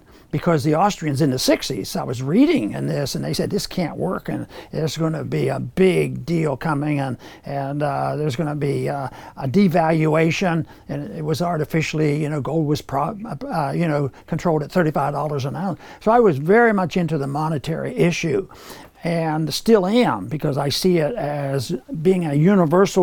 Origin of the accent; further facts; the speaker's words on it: Pennsylvania, United States; and I was from Pennsylvania